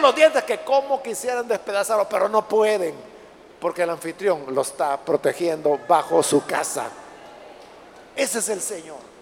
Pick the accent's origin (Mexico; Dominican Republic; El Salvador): El Salvador; en nuestro país no hay desiertos